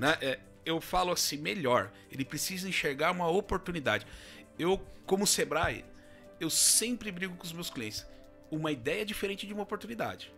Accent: Ilhabela, São Paulo, Brazil; moved away as an adult; also born or lived in São José dos Campos; now in Botucatu, Brazil; eu sou natural de Ilhabela, litoral norte de São Paulo

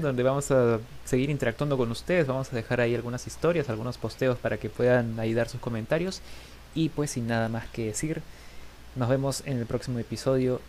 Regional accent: Peru; vamos a seguir aquí siendo peruanos igual

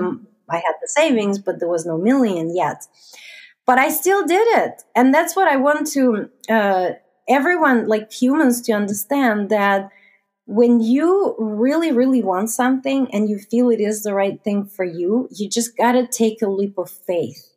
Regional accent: Russia; moved away as an adult; now in Canada; I was born and raised in Russia.

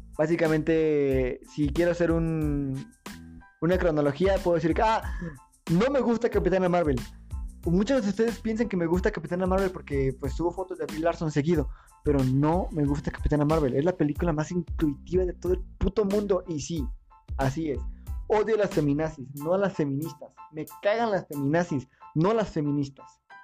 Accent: Querétaro, Mexico; yo soy de Querétaro

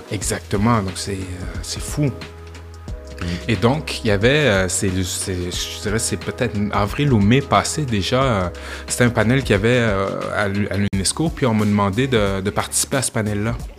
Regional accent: Quebec City, Quebec, Canada; quand j'étais jeune à Limoilou, tu sais, admettons fin primaire, à l'âge de pouvoir partir tout seul

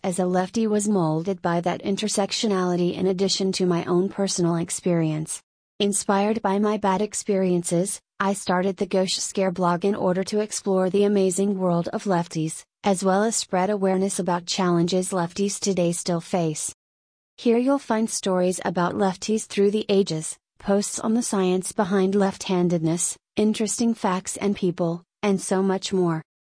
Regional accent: United States; As a Malaysian Cambodian Muslim American teenage girl

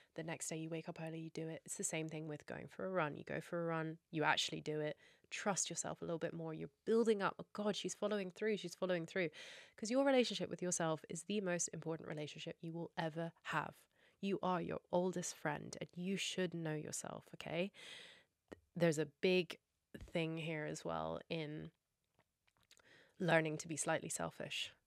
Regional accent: Scotland, United Kingdom; I'm also Scottish and we have something called Burns Night where we have haggis, neeps and tatties. That's a big thing for me that tastes like home for me

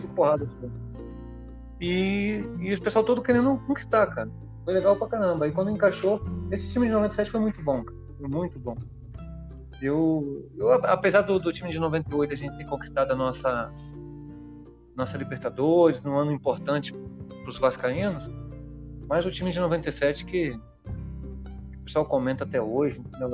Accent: Espírito Santo, Brazil; moved away; eu sou capixaba, né, cara? Eu, eu fui descoberto lá jogando uma competição no meu estado

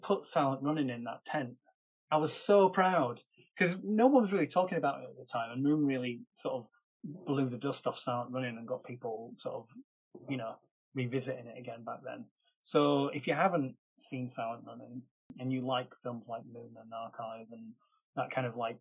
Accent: the north of England, United Kingdom; accent: northern English; Thank you for putting up with my accent, everybody. I know the north of England can be a little bit tricky sometimes

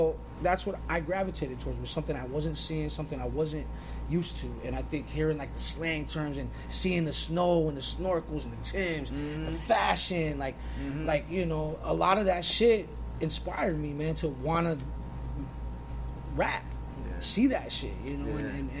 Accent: Los Angeles, California, United States; Growing up on the West Coast

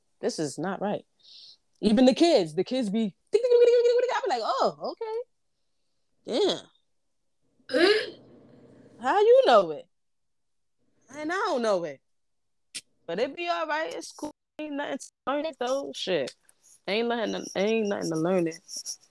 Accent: Brooklyn, New York, United States; I was born in Brooklyn, raised in Brooklyn. That's just the ghetto in me.

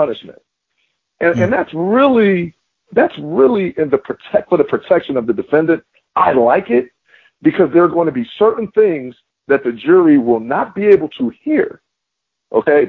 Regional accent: Philadelphia, Pennsylvania, United States; moved away as an adult; also born or lived in Florida; I'm from Philadelphia, I went to school in Florida

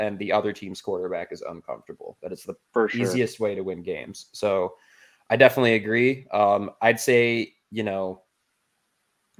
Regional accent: Detroit, Michigan, United States; We are all from Detroit

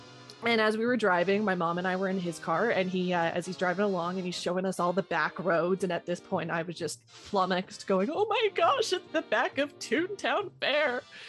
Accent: Canada; I'm like, but I'm Canadian. How does that work?

